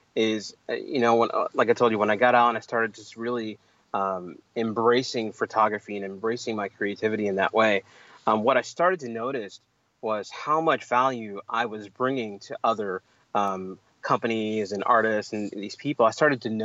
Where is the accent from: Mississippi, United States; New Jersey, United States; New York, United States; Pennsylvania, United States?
Pennsylvania, United States; Pittsburgh; I'm originally from Pittsburgh. I grew up in you know, inner city Pittsburgh on the north side